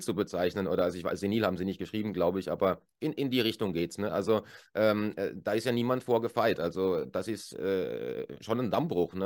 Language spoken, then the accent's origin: German; Germany; moved away as an adult; now in Switzerland; als Deutscher, der jetzt äh, über zehn Jahre hier lebt